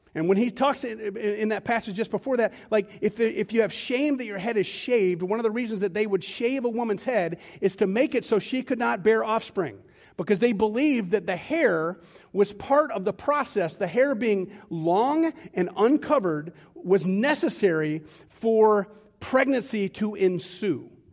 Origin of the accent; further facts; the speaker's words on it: United States; I'm as American as they come